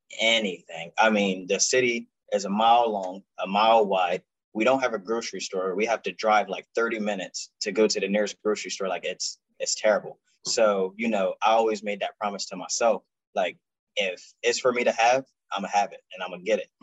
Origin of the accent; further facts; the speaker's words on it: Salem, New Jersey, United States; moved away as an adult; I'm from Salem, New Jersey